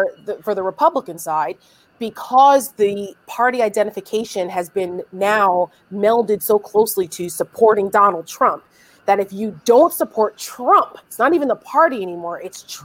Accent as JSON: {"language": "English", "region": "New Jersey", "country": "United States", "said": "I'm from New Jersey"}